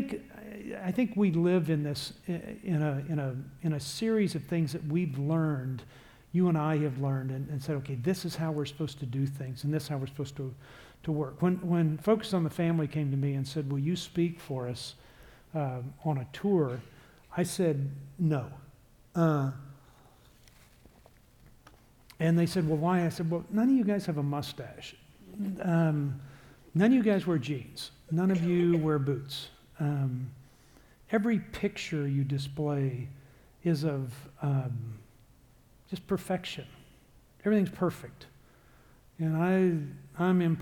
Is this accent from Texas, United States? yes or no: yes; Texas, United States; I am from Texas, and I am in Chicago recording for you.